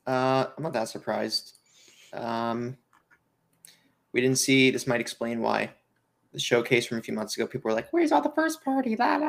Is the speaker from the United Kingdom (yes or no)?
yes; United Kingdom; I'm from Britain. We say wa-a.